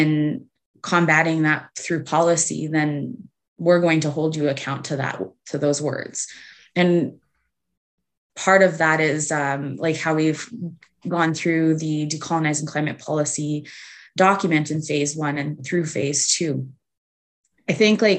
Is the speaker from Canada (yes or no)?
yes; Canada; as like an Indigenous woman, as a Canadian citizen